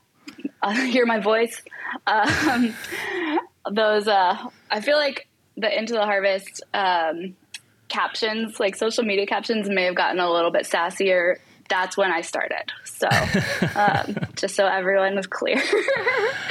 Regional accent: California, United States; moved away; I am originally from California

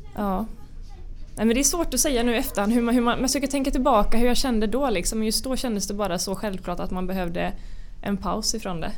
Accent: Karlskrona, Blekinge, Sweden; jag kommer ju från Karlskrona som är en relativt liten mm. stad.

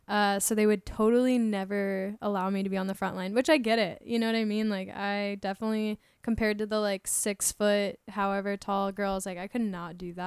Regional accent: Tampa, Florida, United States; I'm from Tampa, Florida.

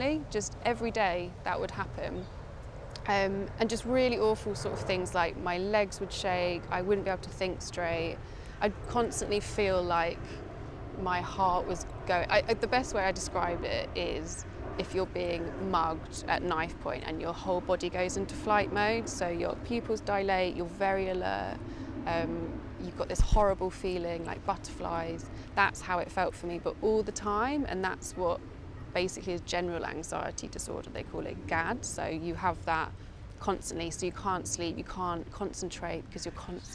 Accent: Essex, East of England, United Kingdom; moved away as an adult; now in London, United Kingdom; I was born in London, but my parents actually moved to Essex in the countryside when I was about three. And my whole childhood was spent outside

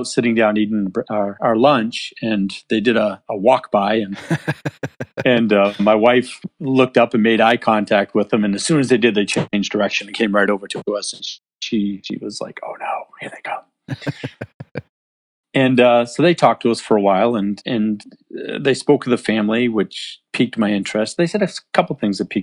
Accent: New Hampshire, United States; So I'm from New Hampshire. I live in a tiny town in a small farm that we built on a dirt road

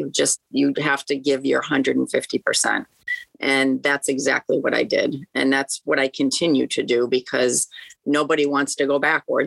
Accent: Worcester, Massachusetts, United States; I'm from Worcester.

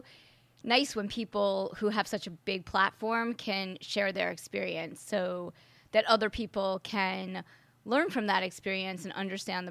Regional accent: New York, United States; growing up in New York

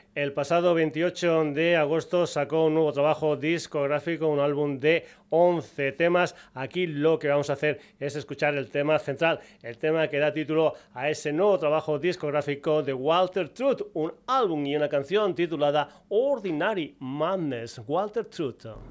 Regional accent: Extremadura, Spain

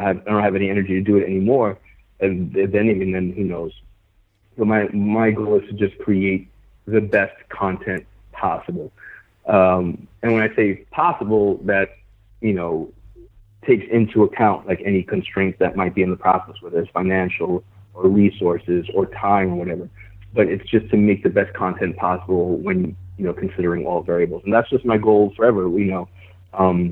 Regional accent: New York City, New York, United States; I grew up hooping in New York

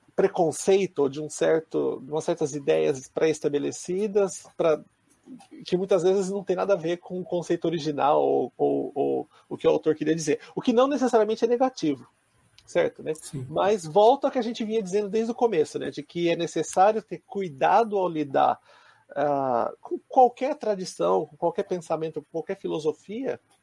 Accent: Brazil; moved away as an adult; now in Japan; eu cresci no Brasil

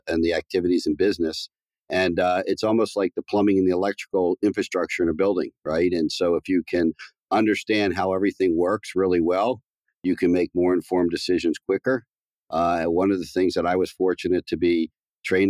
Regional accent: Baltimore, Maryland, United States; I grew up in a very kind of middle-class neighborhood

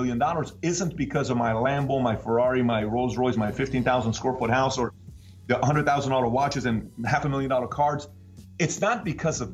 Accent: Iran; now in United States; I'm from Iran

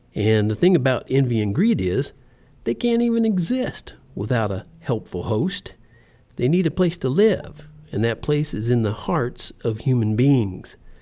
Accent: United States; I'm in America. I live in America. I was born here. I'm an American

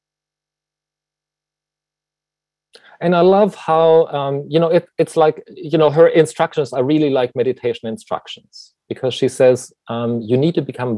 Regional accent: Germany; moved away; as you can tell probably from my accent, you know, I was born in Germany

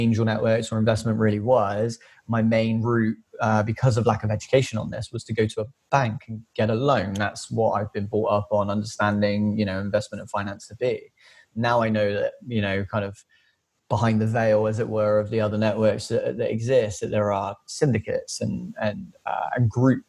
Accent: Filton, South West England, United Kingdom; working class lad from just outside the suburbs of Bristol, officially South Gloucestershire, born and raised in Filton

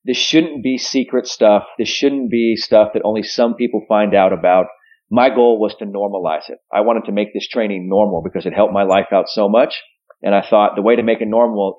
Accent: San Francisco, California, United States; I'm from San Francisco

